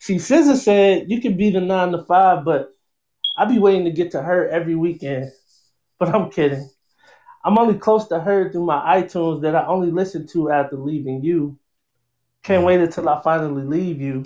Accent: Detroit, Michigan, United States; moved away as an adult; now in Baltimore, United States; I'm originally from Detroit, Michigan. Born and raised

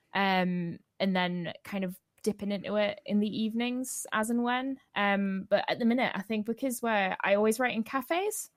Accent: the Northeast, North East England, United Kingdom; I'm from the Northeast.

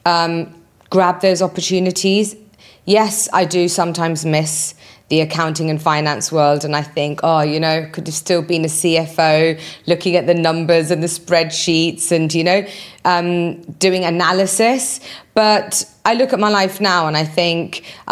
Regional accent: United Kingdom; moved away as an adult; also born or lived in Birmingham; now in United Arab Emirates; I was born and raised in the UK

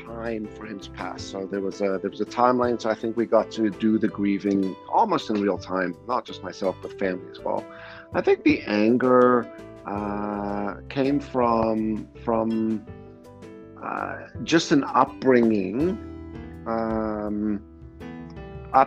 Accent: South Africa; moved away; also born or lived in Canada; I grew up in South Africa as well

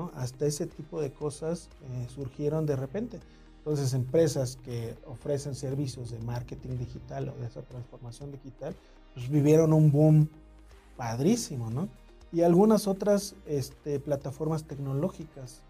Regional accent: Mexico City, Mexico; nací en el DF

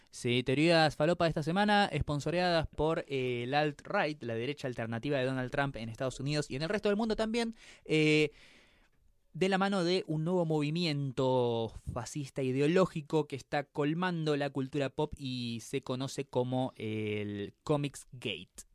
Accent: Argentina

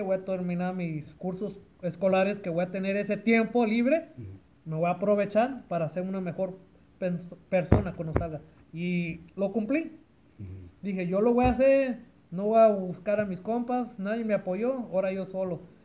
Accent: Compton, California, United States; also born or lived in Lynwood, California; Nací aquí en esta tierra caliente de Estados Unidos. El desierto alto no, pero en la tierra caliente que digo Compton, California.

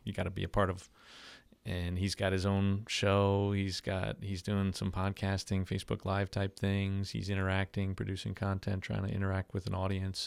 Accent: Long Island, New York, United States; moved away as an adult; now in Slidell, United States; I'm originally from New York, born and raised Long Island, New York

